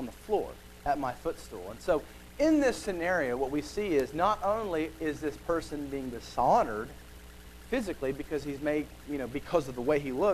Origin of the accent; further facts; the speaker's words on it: United States; We live in America